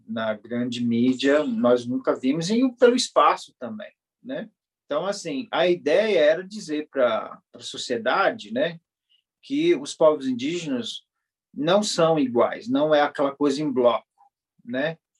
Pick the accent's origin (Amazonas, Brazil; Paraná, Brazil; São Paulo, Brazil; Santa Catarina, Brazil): Amazonas, Brazil; Javari Valley; sou do Vale do Javari